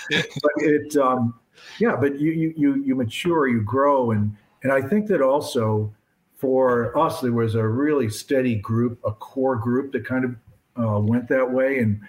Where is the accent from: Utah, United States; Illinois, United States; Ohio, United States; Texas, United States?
Illinois, United States; Barrington; also born or lived in Lincoln Park, Chicago; now in Chicago, United States; I grew up in Barrington.